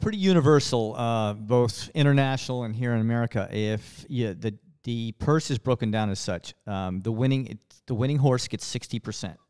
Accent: West Texas, United States; Growing up, in West Texas

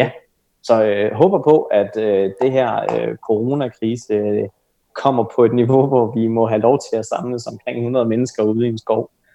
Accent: Denmark

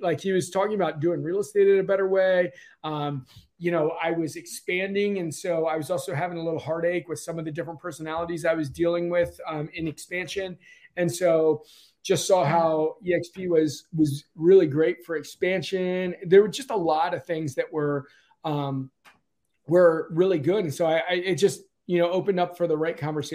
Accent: DC area, Virginia side, United States; I'm here in the DC area, been here basically all my life, right on the Virginia side of the border

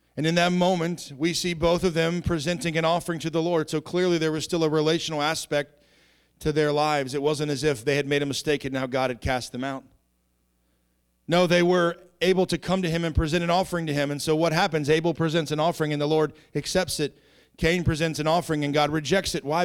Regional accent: Southeastern Virginia, United States; I grew up in Southeastern Virginia by a bunch of hillbillies and rednecks.

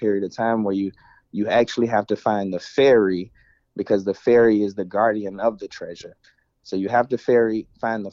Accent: Memphis, Tennessee, United States; moved away; I'm originally from Memphis

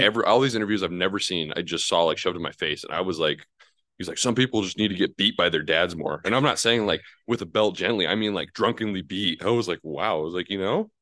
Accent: New Mexico, United States; I'm from New Mexico

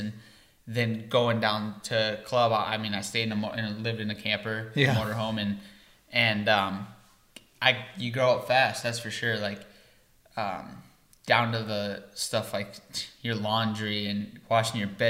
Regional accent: Iowa, United States; moved away; I'm from Iowa

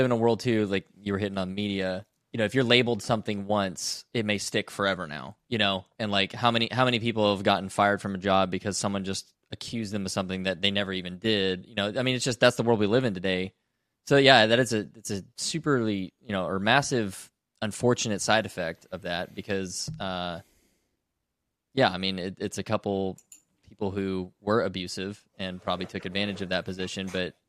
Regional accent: Canada; That's a little baffling to me as a Canadian with a different perspective.

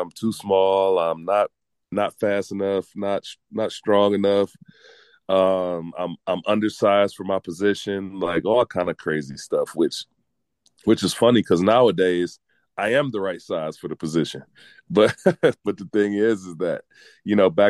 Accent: United States; especially being American and being from the States

